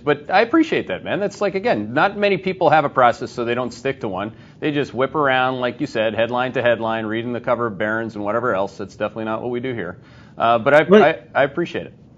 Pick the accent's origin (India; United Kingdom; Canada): Canada; We're both Canadian